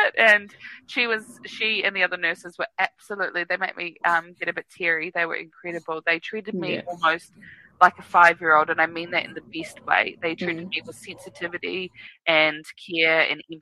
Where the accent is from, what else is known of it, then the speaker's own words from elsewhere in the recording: Wellington, New Zealand; now in Auckland, New Zealand; I'm from Wellington.